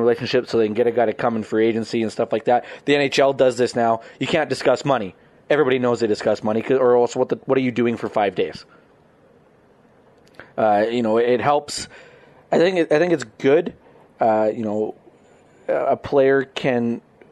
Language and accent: English; Lloydminster, Canada; I grew up in Lloyd